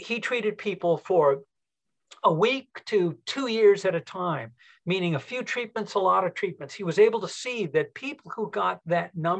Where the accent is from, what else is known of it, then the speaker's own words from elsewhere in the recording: Southern California, United States; moved away; also born or lived in Denver, Colorado; I grew up in Southern California and had a home in Denver for years